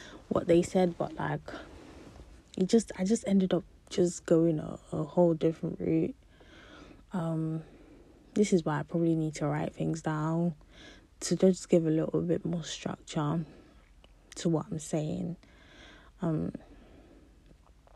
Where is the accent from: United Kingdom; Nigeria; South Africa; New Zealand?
Nigeria; I'm a Nigerian wise, I could cook a lot of Nigerian food and snack and stuff